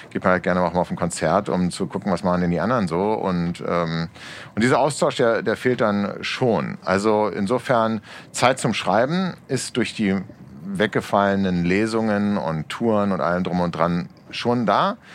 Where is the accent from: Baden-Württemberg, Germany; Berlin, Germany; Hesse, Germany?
Berlin, Germany; Ich gehöre zu den 49 Prozent noch geborenen Berliner. Ich bin die Minderheit, genau.